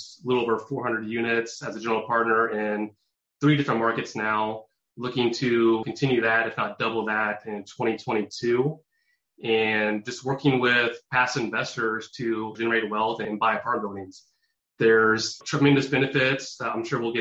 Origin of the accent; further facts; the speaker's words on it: Indianapolis, Indiana, United States; born and raised in Indianapolis, Indiana